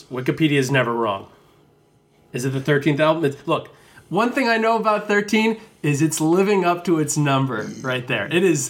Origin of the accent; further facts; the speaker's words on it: New Jersey, United States; I'm from New Jersey